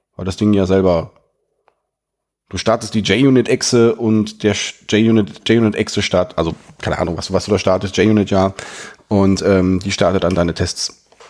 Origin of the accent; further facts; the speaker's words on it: Germany; als Deutscher